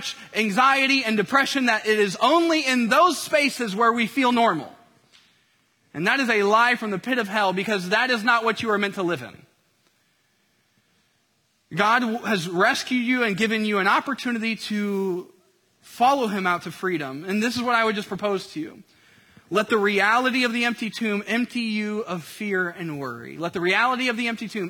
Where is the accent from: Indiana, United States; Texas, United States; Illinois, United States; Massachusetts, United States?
Indiana, United States; I grew up in Indiana